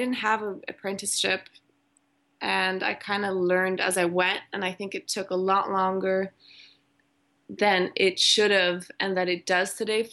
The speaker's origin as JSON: {"language": "English", "country": "Malaysia", "tie": "born or raised there", "also_born_or_lived": "Germany", "lives_now": "Sweden", "said": "I went to really good schools growing up in Malaysia and Germany, private schools. And then I came to Sweden"}